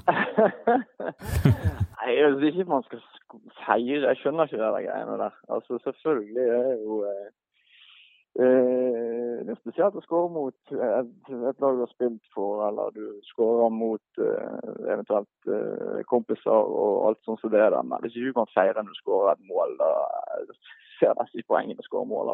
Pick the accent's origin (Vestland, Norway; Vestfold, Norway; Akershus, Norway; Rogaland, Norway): Vestland, Norway; Bergen; moved away; jeg vokste jo opp på Brann stadion